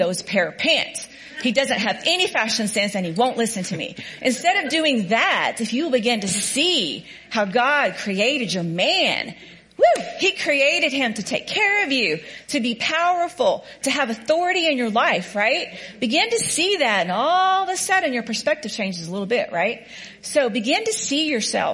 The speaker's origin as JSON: {"language": "English", "region": "Oklahoma", "country": "United States", "said": "I'm a hick from Oklahoma"}